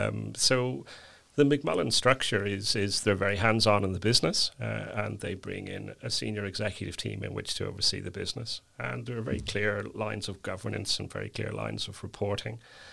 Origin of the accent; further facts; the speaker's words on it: Northern Ireland, United Kingdom; now in Dublin, Ireland; I'm originally from County Down. My accent may have been slightly changed due to my spending a lot of my time in Dublin.